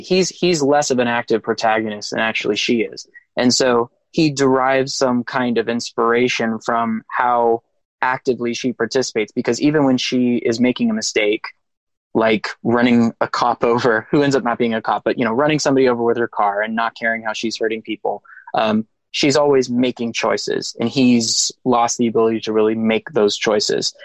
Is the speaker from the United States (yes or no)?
yes; Texas, United States; I'm from Texas